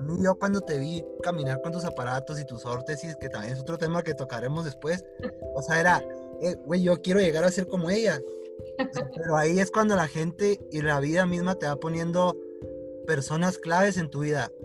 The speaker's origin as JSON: {"language": "Spanish", "town": "Hidalgo del Parral", "region": "Chihuahua", "country": "Mexico", "tie": "born or raised there", "moved": "as an adult", "lives_now": "Chihuahua, Mexico", "said": "Somos de Chihuahua los dos, uno de Pará y, el otro y ella de la capital"}